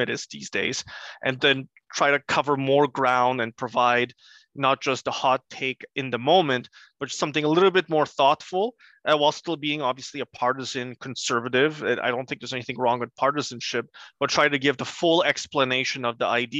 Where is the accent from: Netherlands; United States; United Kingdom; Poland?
Poland; Gdańsk, Pomeranian Voivodeship; English is a second language; moved away; We came here in 1985. And I come from Gdańsk. Danzig is its German name.